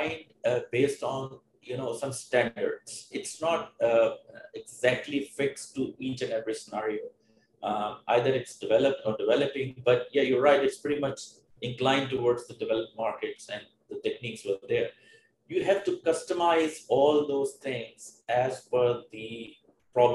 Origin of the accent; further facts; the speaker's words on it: Pakistan; moved away as an adult; also born or lived in Melbourne, Australia; coming back to my hometown with my family